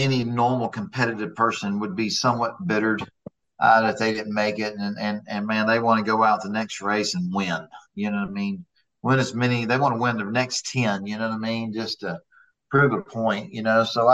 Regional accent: Houston, Texas, United States; now in Dallas-Fort Worth, United States; Being from Houston, Texas

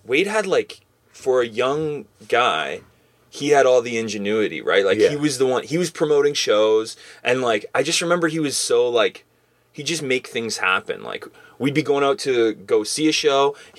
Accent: England, United Kingdom; I remember going there back in the day with we're over from England.

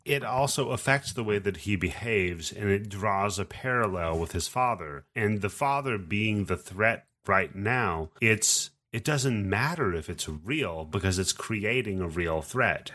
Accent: Pacific Northwest, United States; I grew up in the Pacific Northwest

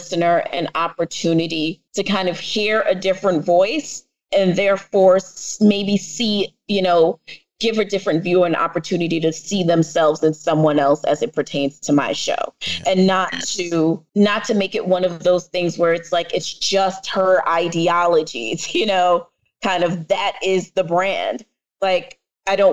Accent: New York City, New York, United States; accent: New York; my family is Jamaican, and I am from the Bronx

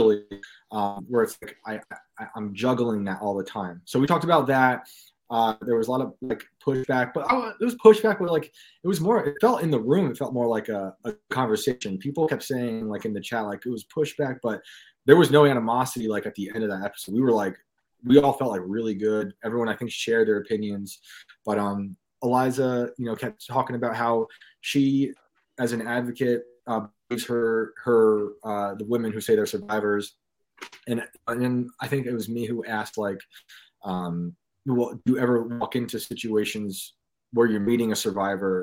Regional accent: New York, United States; in my town where I grew up in New York.

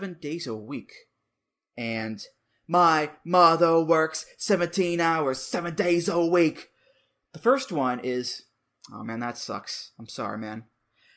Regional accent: United States; as an American

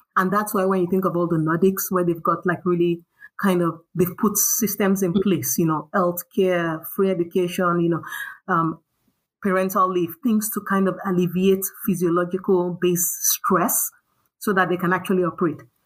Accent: Nigeria; also born or lived in United States; now in Stockholm, Sweden; growing up in Nigeria

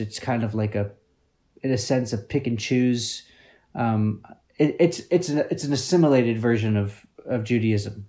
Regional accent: Peoria, Illinois, United States; we grew up in Peoria, Illinois, which is very small town, small town

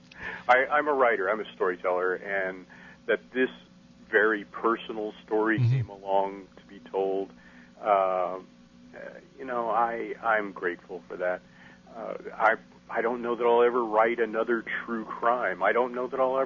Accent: Casper, Wyoming, United States; now in Texas, United States; my hometown

